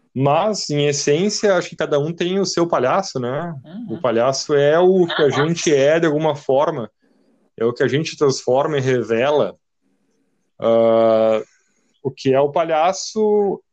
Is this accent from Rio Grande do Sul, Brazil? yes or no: yes; Santa Maria, Rio Grande do Sul, Brazil; nós somos de Santa Maria, Rio Grande do Sul